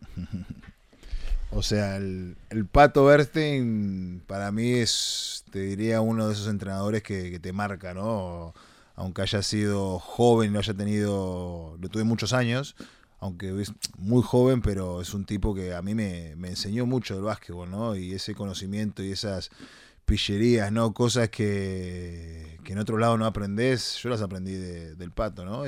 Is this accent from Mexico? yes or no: no; Uruguay; moved away; la uruguaya es la que realmente siempre, siempre está, siempre estuvo y es de donde, donde salí yo, ¿no? De donde vengo